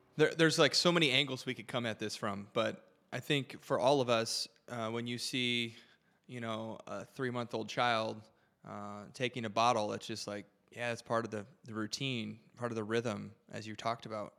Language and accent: English; about twenty-five minutes from Windsor, Michigan, United States; I grew up about twenty-five minutes from the border, uh, shout out Windsor, Canada